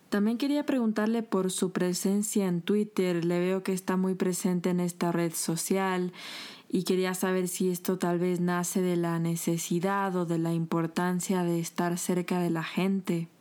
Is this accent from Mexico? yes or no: no; Ecuador; somos los ecuatorianos